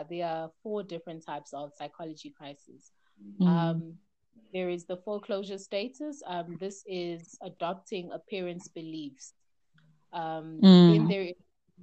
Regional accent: Gauteng, South Africa; also born or lived in Democratic Republic of the Congo; I am Congolese, born in the DRC at the very heart of Africa. We lived there for the first 3 years of my life and have now been living in South Africa for the past 22 years

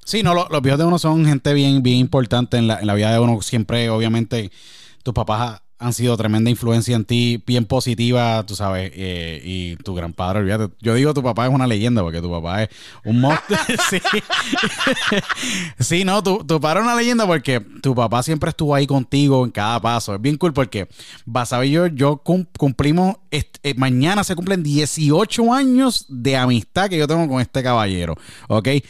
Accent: San Juan, Puerto Rico; Somos los dos de San Juan

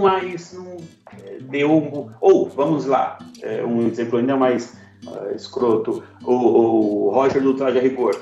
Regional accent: Goiás, Brazil; eu sou de Goiás

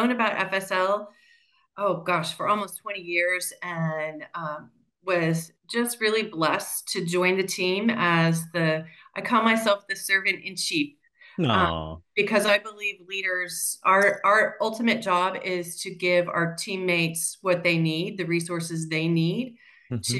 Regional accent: Central Valley of California, United States; moved away as an adult; also born or lived in Central Coast, California; now in Arizona, United States; I grew up in the Central Valley of California, the Central Coast and then the Central Valley.

